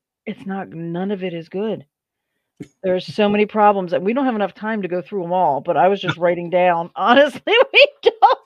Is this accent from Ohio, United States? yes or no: no; Philadelphia, Pennsylvania, United States; I'm from Philly